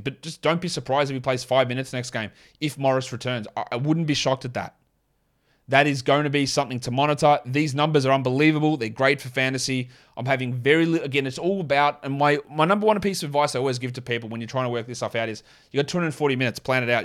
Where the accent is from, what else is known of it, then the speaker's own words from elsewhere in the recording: Australia; accent: Australian; my Australian accent